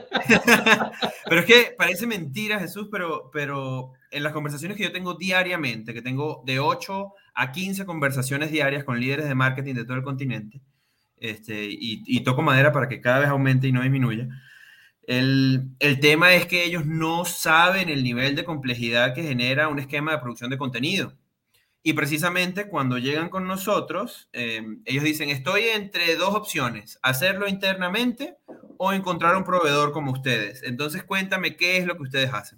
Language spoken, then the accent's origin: Spanish; Venezuela; moved away as an adult; now in Mexico; nacido y criado en Venezuela